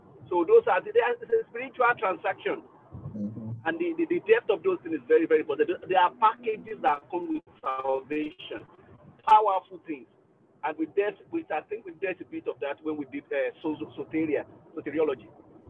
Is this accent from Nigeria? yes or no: yes; Nigeria; now in Liverpool, United Kingdom; I'm a Nigerian.